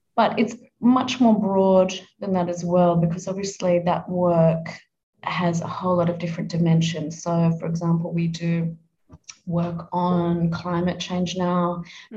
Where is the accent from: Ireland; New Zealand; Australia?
Australia; Adelaide, South Australia; moved away as an adult; also born or lived in Melbourne; I was born in Adelaide. I, I, grew up in Adelaide.